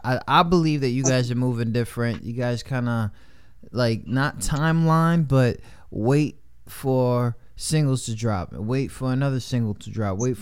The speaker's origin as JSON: {"language": "English", "town": "New York City", "region": "New York", "country": "United States", "tie": "born or raised there", "said": "growing up in New York, like in the city"}